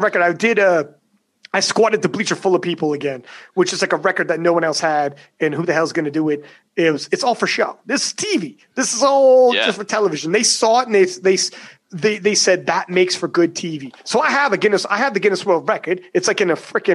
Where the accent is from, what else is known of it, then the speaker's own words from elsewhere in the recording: Canada; I'm Canadian.